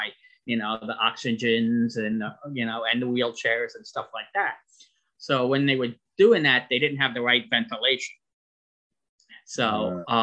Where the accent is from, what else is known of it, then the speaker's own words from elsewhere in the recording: Long Island, New York, United States; I was born and raised on Long Island, New York